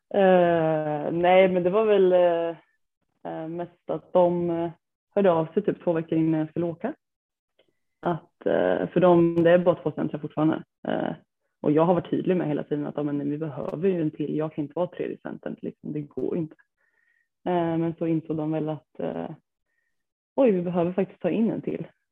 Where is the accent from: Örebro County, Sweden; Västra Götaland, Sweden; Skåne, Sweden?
Örebro County, Sweden; Degerfors; jag kommer från eh, Degerfors, eh, är 27 år gammal